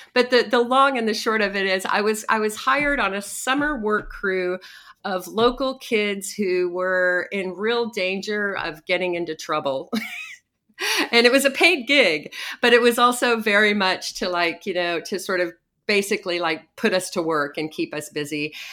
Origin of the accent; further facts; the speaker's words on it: Odessa, Texas, United States; painting silos and cooling towers at the petrochemical plant in my hometown